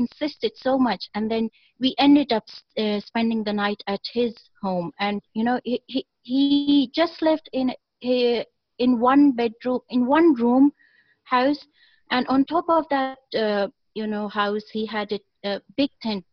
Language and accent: English; Pakistan; I am a Pakistani myself